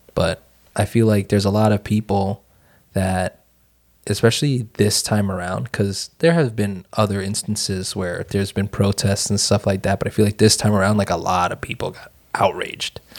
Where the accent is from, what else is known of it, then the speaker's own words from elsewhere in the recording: Northeastern United States, United States; we're from the Northeastern United States, fairly liberal